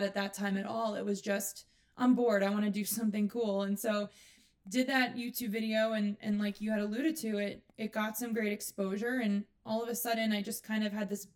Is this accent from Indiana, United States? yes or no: no; New York, United States; I was from New York and I came from a theater background